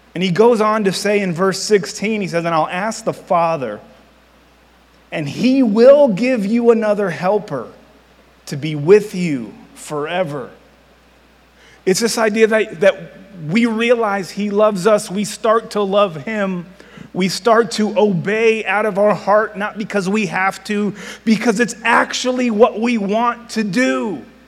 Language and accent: English; Miami, Florida, United States; moved away as an adult; also born or lived in Virginia / Missouri; I am from Miami